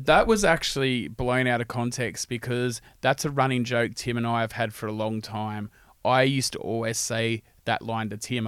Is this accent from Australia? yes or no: yes; Sydney, New South Wales, Australia; moved away as an adult; now in Brisbane, Australia; I moved from Sydney to Brisbane